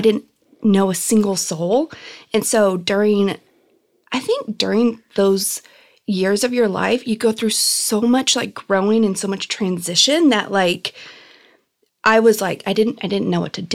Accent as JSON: {"language": "English", "town": "Chino", "region": "California", "country": "United States", "tie": "born or raised there", "also_born_or_lived": "Norwalk / Downey", "said": "I loved growing up in Chino"}